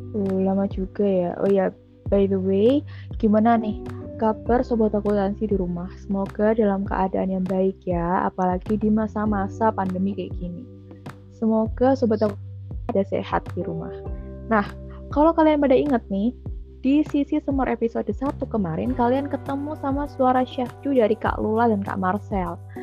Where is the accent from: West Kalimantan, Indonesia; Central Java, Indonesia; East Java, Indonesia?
East Java, Indonesia; Jombang; also born or lived in Solo; Aku aslinya dari Jombang, Jawa Timur.